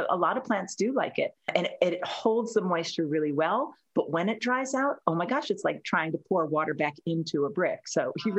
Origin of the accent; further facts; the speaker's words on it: Alexandria, Virginia, United States; moved away as an adult; also born or lived in Greenwich, Connecticut; now in Charlottesville, United States; I grew up in Alexandria. I came down here as an undergrad long time ago, back when the dinosaurs roamed the earth. And then my husband and I moved up to, got married. My husband and I moved up to Connecticut.